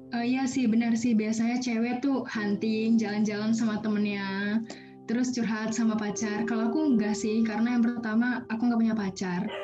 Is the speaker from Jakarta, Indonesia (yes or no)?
yes; Jakarta, Indonesia; SMA di Jakarta